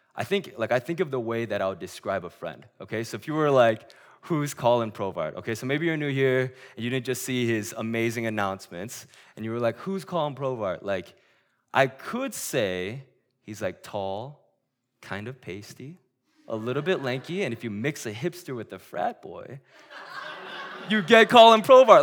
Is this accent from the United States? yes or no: no; South Korea; moved away; my hometown in Korea